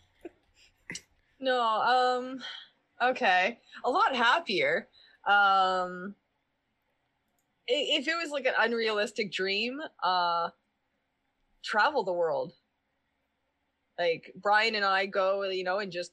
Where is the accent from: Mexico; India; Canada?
Canada; Brockville, Ontario; moved away; my hometown again. See my brother and my mom and my friends, and show you guys around all the exciting places of Brockville